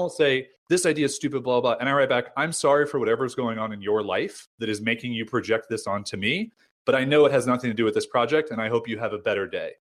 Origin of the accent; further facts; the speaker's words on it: United States; also born or lived in San Diego; I'm American